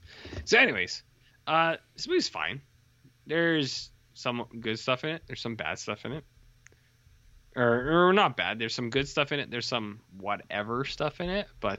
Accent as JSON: {"language": "English", "country": "Canada", "said": "because I'm Canadian, so I'm allowed."}